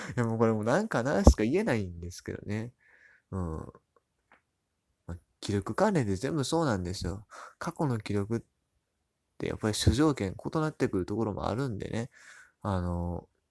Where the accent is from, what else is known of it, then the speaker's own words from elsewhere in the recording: Hyogo, Japan; 僕も兵庫県出身